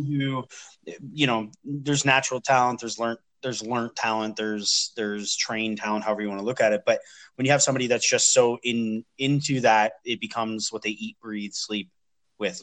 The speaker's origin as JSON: {"language": "English", "town": "London", "region": "Ontario", "country": "Canada", "also_born_or_lived": "Montreal", "moved": "as an adult", "lives_now": "Ottawa, Canada", "said": "I live, I'm from London, Ontario"}